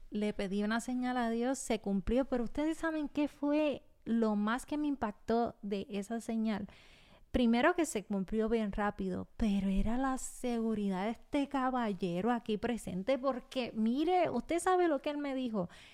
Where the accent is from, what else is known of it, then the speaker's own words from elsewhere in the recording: Puerto Rico; nacida y criada en Puerto Rico